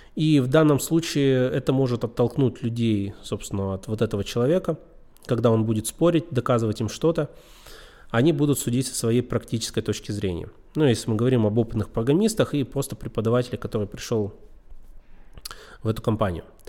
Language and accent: Russian; Yekaterinburg, Sverdlovsk Oblast, Russia; Я сам из Екатеринбурга